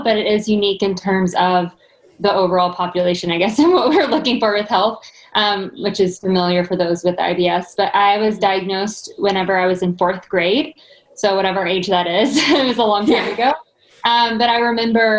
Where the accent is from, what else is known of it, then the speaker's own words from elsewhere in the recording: Arkansas, United States; moved away as an adult; now in Nashville, United States; I'm originally from Arkansas, so I did come to Nashville to do a dietetic internship.